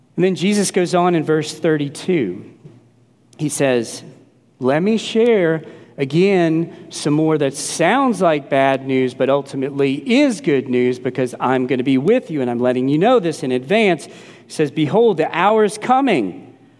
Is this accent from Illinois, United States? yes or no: no; New Orleans, Louisiana, United States; growing up in New Orleans